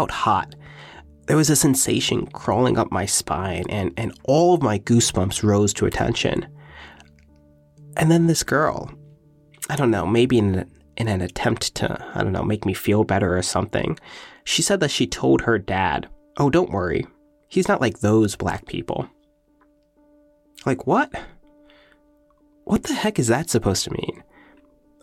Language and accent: English; Long Island, New York, United States; Long Island, because it's where I live and where I grew up